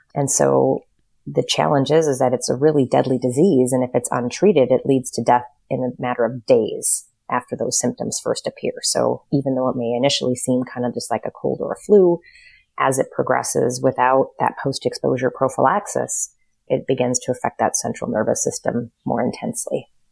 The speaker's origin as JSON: {"language": "English", "region": "North Dakota", "country": "United States", "tie": "born or raised there", "also_born_or_lived": "Lafayette, Indiana / Chicago", "moved": "as an adult", "said": "I was raised in North Dakota, pretty small town"}